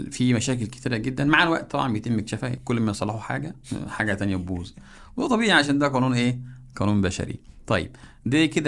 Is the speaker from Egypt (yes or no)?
yes; Egypt